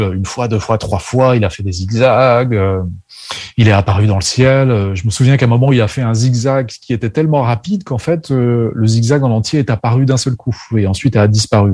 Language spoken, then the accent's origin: French; Burgundy, Bourgogne-Franche-Comté, France; Je suis né en France. Je suis né en Bourgogne, plus exactement.